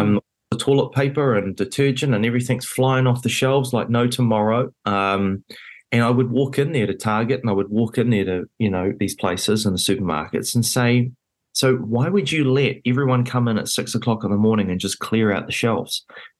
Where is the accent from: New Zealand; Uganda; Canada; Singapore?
New Zealand; it was a very rare position to be in as a Kiwi, being at basically one of the big, big cities in the world